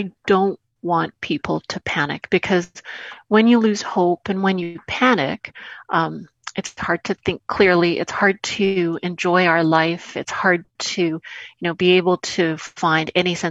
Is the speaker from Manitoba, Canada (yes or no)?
yes; Winnipeg, Manitoba, Canada; my hometown, Winnipeg, and my home province of Manitoba